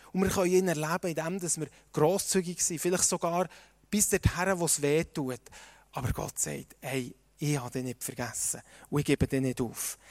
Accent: Switzerland; uns als Schweizer

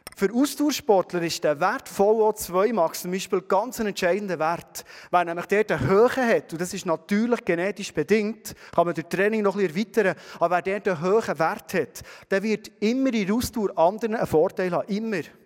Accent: Bernese Oberland, Switzerland; wir als Berner Oberländer

